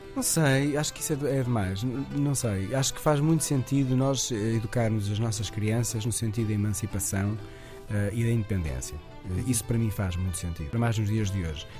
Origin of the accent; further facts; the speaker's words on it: Portugal; nós, portugueses